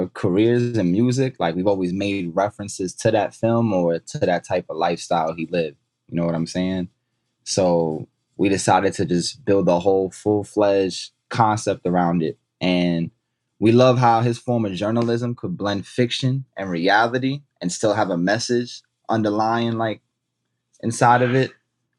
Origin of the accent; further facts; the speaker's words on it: Long Island, New York, United States; I grew up in Long Island my whole life, you know what I'm saying, born and raised.